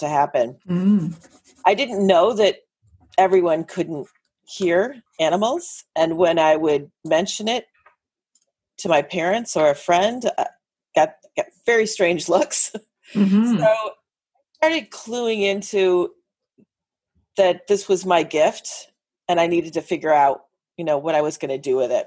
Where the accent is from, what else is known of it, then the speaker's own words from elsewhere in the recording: Northern Illinois, United States; moved away as an adult; now in Los Angeles, United States; where we grew up in Illinois